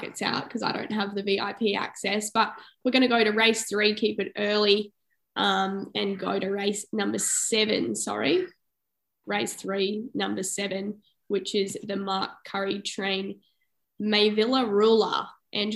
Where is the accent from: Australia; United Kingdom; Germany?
Australia; Toowoomba, Queensland; my hometown, obviously, in Toowoomba